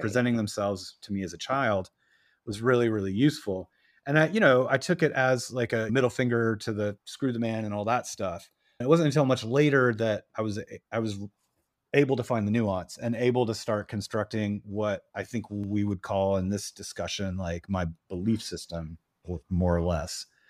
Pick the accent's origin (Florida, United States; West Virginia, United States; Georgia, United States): Georgia, United States; Atlanta; now in New York, United States; I was raised in Atlanta